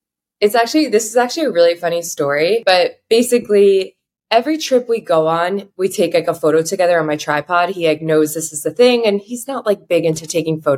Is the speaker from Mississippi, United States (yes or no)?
no; South Florida, United States; now in New York, United States; I'm from South Florida.